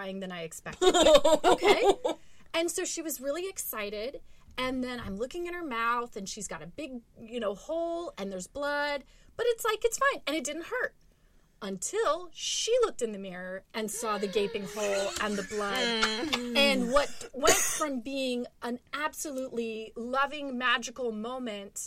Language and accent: English; Orlando, Florida, United States; I'm a Florida kid, I grew up very apathetic about Disney